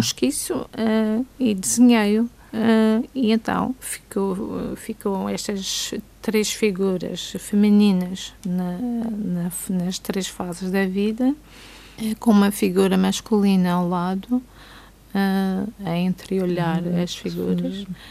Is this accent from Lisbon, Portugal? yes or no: no; Câmara de Lobos, Madeira, Portugal; Câmara de Lobos, terra onde nasci